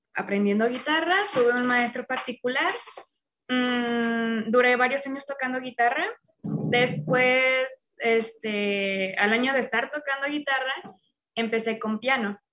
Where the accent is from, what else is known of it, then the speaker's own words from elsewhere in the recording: León, Guanajuato, Mexico; now in Mexico City, Mexico; soy de Guanajuato, en específico de León, pero actualmente vivo en Ciudad de México.